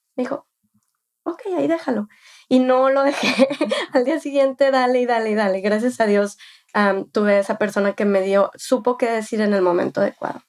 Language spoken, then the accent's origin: Spanish; Mexico; first language Spanish; moved away as an adult; now in United States; soy de México, nacida y, criada. Viví en México hasta que tenía 18 años.